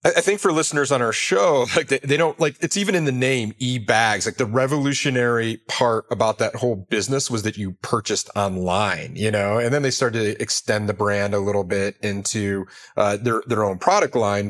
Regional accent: Detroit, Michigan, United States; I was raised in Detroit

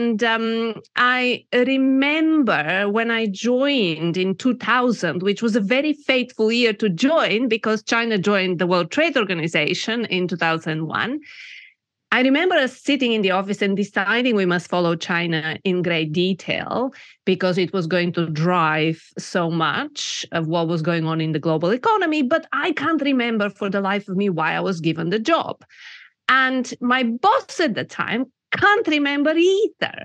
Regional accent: Bulgaria; moved away as an adult; also born or lived in United Kingdom; I was born in Bulgaria when it was still communist, and I had my formative years in that system.

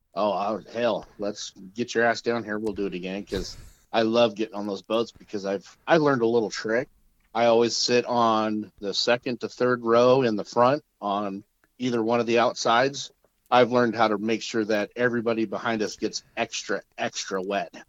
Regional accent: Medford, Oregon, United States; also born or lived in Whittier, California; I am from Medford, Oregon, originally born in uh, Whittier, California. So, I am originally from LA, but I was we moved out of there when I was five

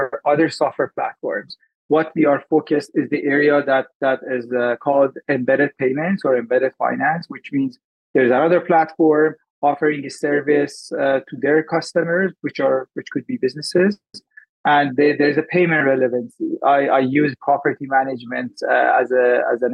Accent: Iran; also born or lived in Dubai, UAE; now in Vancouver, Canada; I'm Iranian and I migrated to Canada in 2006. Prior to moving to Canada, I moved to UAE

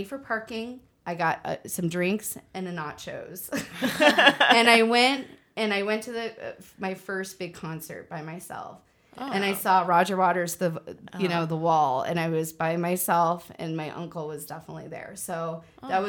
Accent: Mesa, Arizona, United States; I grew up in Mesa

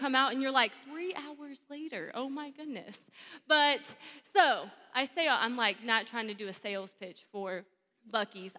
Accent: Texas, United States; now in Georgia, United States; I'm born and raised in Texas, so I have some Texan in me

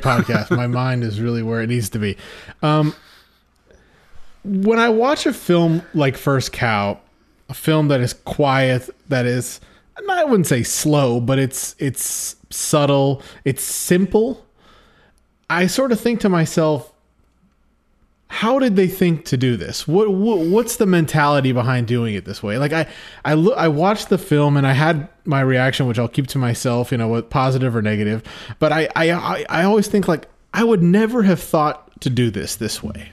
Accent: Oregon, United States; filmed in my home state of Oregon. um, where we're broadcasting from you, from right now to you

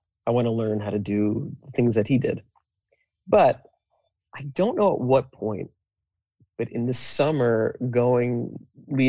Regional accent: New Jersey, United States; also born or lived in Philadelphia; I grew up in New Jersey

